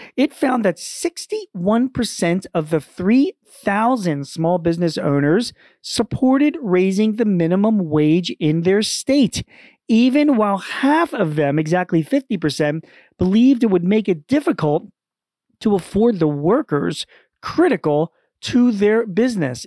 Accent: Philadelphia, Pennsylvania, United States; my hometown, N B C Philadelphia dot

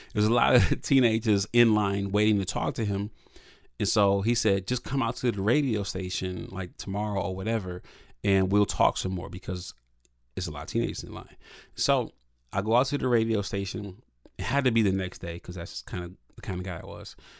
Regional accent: Toledo, Ohio, United States; I'm from Toledo, Ohio, which is, you know, if you drive fast, it's like half an hour from Detroit

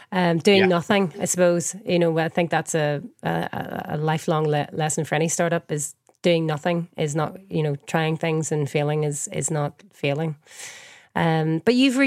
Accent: Northern Ireland, United Kingdom; born or raised there; moved away

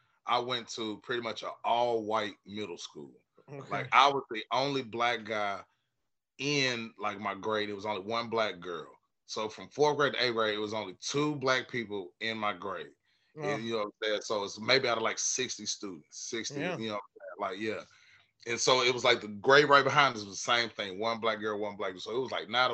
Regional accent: West Tennessee, United States; now in Nashville, United States; I'm originally from West Tennessee, a little bitty country town, about 20 minutes outside of Jackson

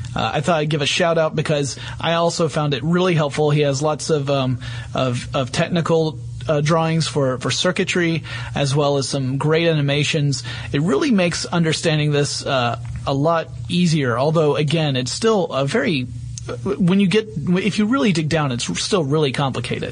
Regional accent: northern Georgia, United States; accent: deep southern; northern Georgia, which is where I grew up

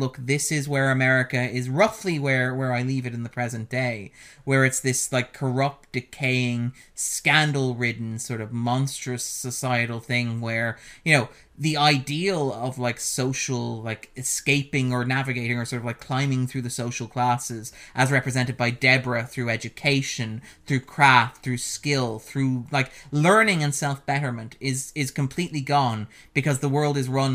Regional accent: Ireland; we're both Irish

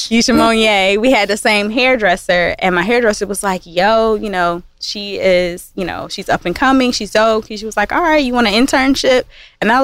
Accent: Kalamazoo, Michigan, United States; I'm from Kalamazoo, not Detroit

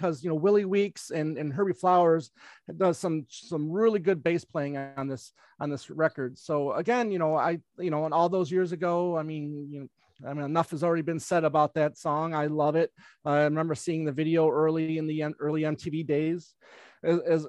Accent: Michigan, United States; I'm from Michigan, so I'm a diehard Detroit Tiger fan.

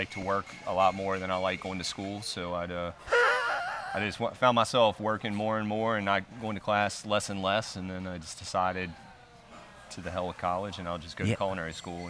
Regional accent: New Orleans, Louisiana, United States; I mean, I'm coming from New Orleans, and they have bad traffic too

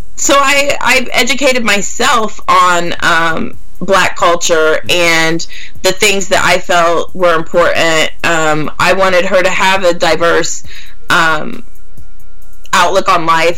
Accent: Gas City, Indiana, United States; The town I actually grew up in and went to school was Gas City

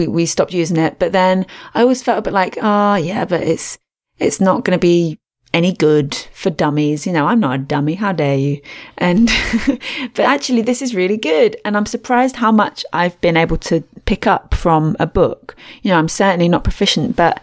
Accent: England, United Kingdom; accent: English; my English accent

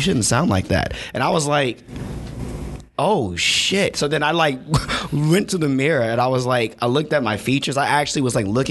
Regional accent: St. Louis, Missouri, United States; also born or lived in Mesquite, Texas; I come from St. Louis, and prior to that, I had lived in Texas till I was 12

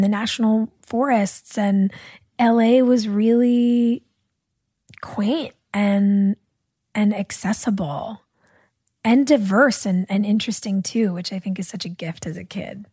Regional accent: Los Angeles, California, United States; I'm an L A baby

